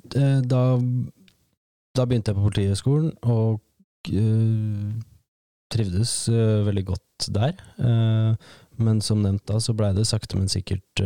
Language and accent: Norwegian; Lesja, Innlandet, Norway; Jeg vokste opp på, på Lesja, på en gård der oppe